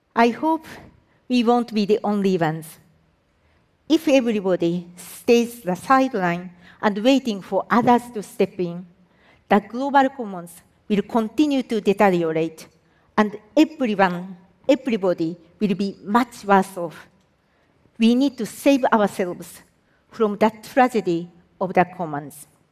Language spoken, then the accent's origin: English; Japan; I am from Japan